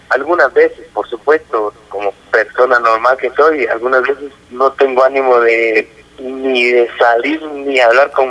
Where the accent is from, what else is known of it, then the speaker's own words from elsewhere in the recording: Guatemala; Que somos guatemaltecos